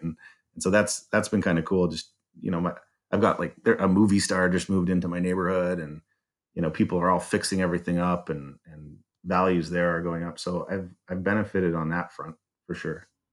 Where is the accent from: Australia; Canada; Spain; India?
Canada; Calgary, Alberta; moved away as an adult; now in Detroit, United States; I was born in Calgary